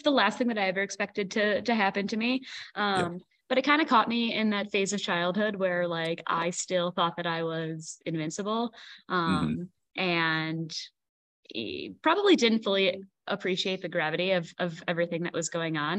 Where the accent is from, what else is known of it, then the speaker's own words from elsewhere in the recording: Milwaukee, Wisconsin, United States; now in Colorado Springs, United States; I grew up in the Milwaukee suburbs, in Milwaukee, Wisconsin.